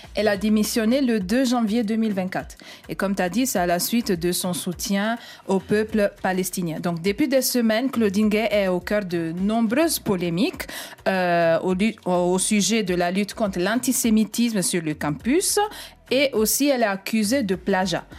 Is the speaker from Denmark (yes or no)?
no; Italy; French is a second language; moved away; je viens d'Italie, je suis italienne